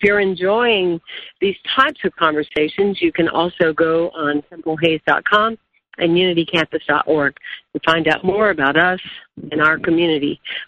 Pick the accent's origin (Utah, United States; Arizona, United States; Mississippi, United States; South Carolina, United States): South Carolina, United States; moved away; I'm from South Carolina, but I don't live in South Carolina, but I'm here now.